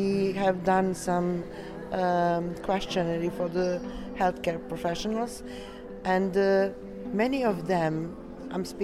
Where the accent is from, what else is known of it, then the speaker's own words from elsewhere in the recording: Serbia; I'm from Serbia.